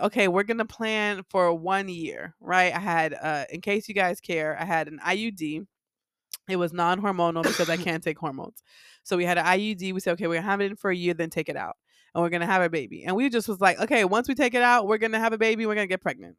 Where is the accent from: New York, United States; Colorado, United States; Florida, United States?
Florida, United States; Miami; I grew up in Miami